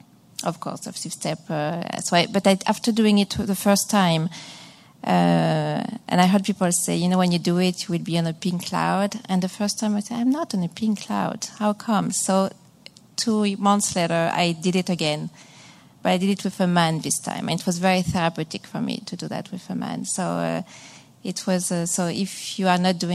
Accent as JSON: {"language": "English", "region": "Massachusetts", "country": "United States", "said": "I'm from Massachusetts"}